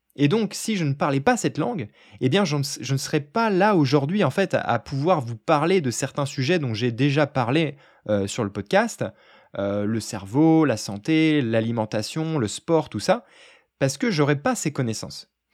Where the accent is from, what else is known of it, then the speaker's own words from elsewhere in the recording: France; first language French; je suis un Français assez fier de sa culture